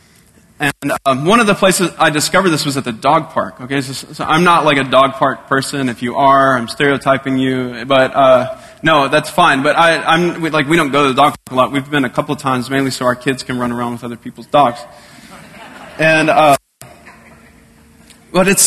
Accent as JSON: {"language": "English", "region": "Texas", "country": "United States", "moved": "yes", "said": "I'm from Texas"}